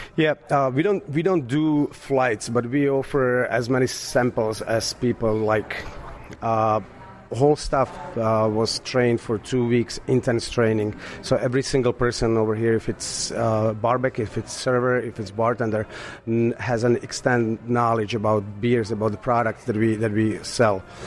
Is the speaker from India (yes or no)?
no; Slovakia; English is a second language; moved away as an adult; also born or lived in Astoria, New York; now in United States; I was born in Slovakia, and uh, I moved to United States 13 years ago.